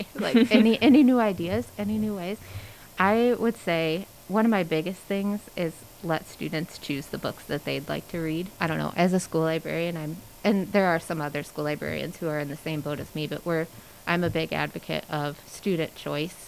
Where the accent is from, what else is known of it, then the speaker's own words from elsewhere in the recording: Morrison, Illinois, United States; moved away as an adult; also born or lived in Kankakee, Illinois; I'm from Morrison originally, but my husband is not, and we were living in Kankakee, Illinois, and he got a job as the business teacher, and so we moved back here